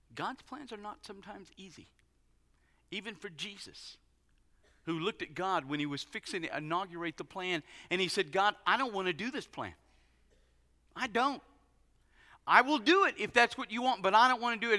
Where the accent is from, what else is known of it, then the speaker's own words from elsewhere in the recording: United States; being an American guy